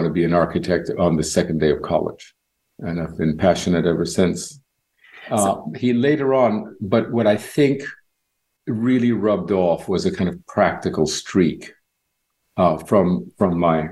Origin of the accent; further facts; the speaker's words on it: Barcelona, Catalonia, Spain; moved away as an adult; also born or lived in Cuba / New York; now in Miami, United States; I grew up in Cuba till I was 10, and I witnessed that very interesting revolution. And when we left, we moved to Spain. So I was in Spain from about age 10 to 24.